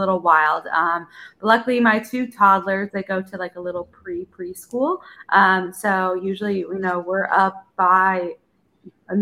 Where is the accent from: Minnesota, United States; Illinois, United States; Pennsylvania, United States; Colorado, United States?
Illinois, United States; Chicago; moved away as an adult; I'm from Chicago